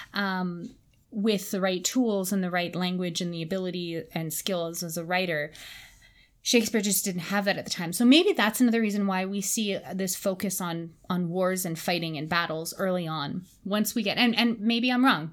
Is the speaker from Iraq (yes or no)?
no; Canada; growing up in English Canada